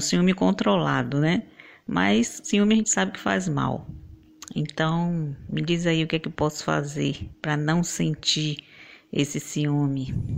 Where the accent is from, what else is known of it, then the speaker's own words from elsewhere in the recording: Valença, Bahia, Brazil; eu sou de Valença, Bahia